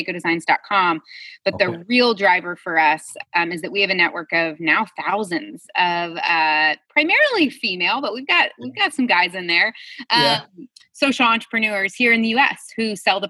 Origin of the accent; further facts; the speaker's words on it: Midwest, United States; also born or lived in Uganda; I grew up in the Midwest